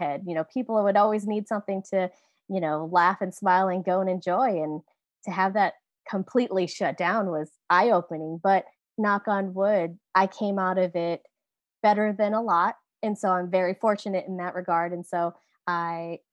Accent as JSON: {"language": "English", "town": "South Beloit", "region": "Illinois", "country": "United States", "tie": "born or raised there", "moved": "yes", "lives_now": "Sacramento, United States", "said": "I was born in Beloit, Wisconsin, and raised in South Beloit, Illinois"}